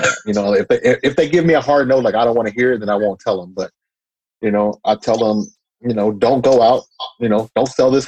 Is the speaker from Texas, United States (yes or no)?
yes; Austin, Texas, United States; I was born and raised in Austin. So I was born and raised in East Austin